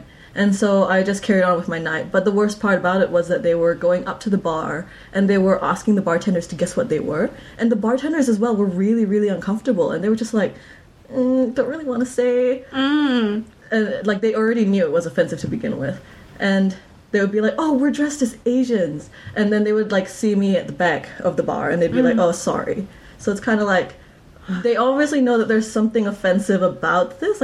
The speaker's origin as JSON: {"language": "English", "region": "Sarawak", "country": "Malaysia", "moved": "as an adult", "lives_now": "New Zealand", "said": "I'm from Malaysia"}